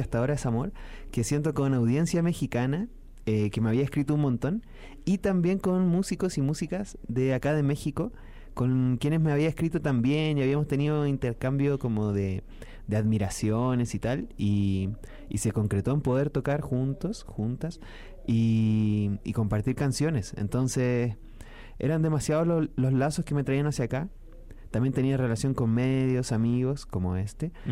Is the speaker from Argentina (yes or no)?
no; Chile; mi país